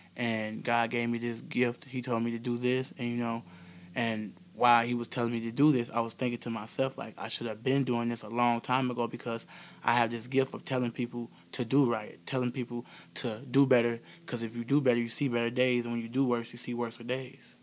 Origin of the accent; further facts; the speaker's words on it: Beloit, Wisconsin, United States; I'm from Beloit, Wisconsin, born and raised here in Beloit, Wisconsin